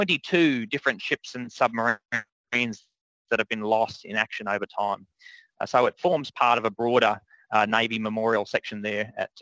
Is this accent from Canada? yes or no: no; Canberra, Australian Capital Territory, Australia; moved away as an adult; also born or lived in Cairns / Darwin / Perth; now in Sydney, Australia; I'm from Canberra originally, born and raised in Canberra, and I joined the Navy back in 2003. I was 17 at the time